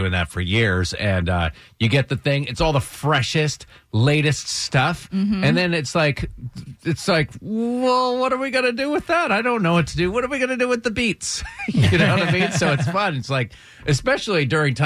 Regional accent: Northeast, United States; moved away; I was born and raised in the Northeast

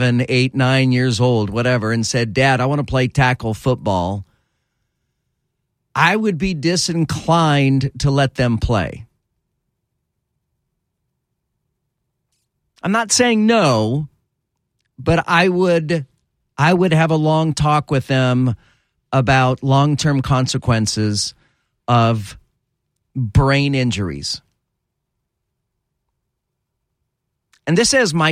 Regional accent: Lodi, California, United States; the state where I was born in California, Lodi

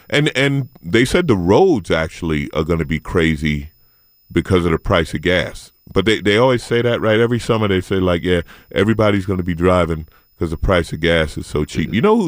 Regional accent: St. Albans, New York, United States; In Queens. I grew up in St. Albans. I didn't know I grew up in the hood until 50 Cent mentioned it in a song.

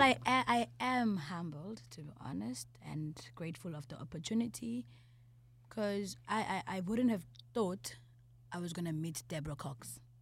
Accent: Eastern Cape, South Africa; I'm from the Eastern Cape

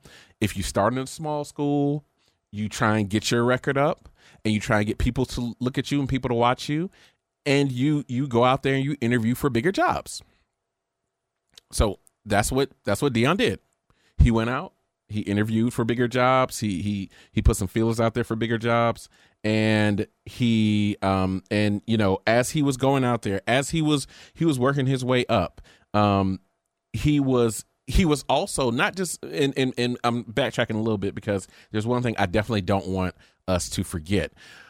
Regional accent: Florida, United States; I want to be the head coach. And Mickey Andrews told him

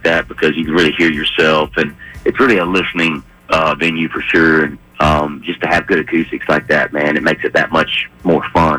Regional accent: North Florida, United States; I'm from North Florida.

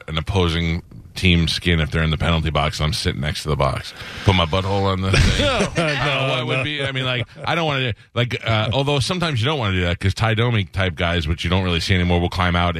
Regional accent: Northeast, United States; moved away; I grew up in the Northeast

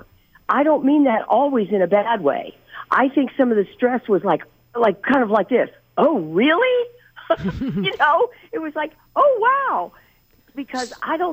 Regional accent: D.C., District of Columbia, United States; now in Woodstock, United States; I grew up real near Washington, D.C.

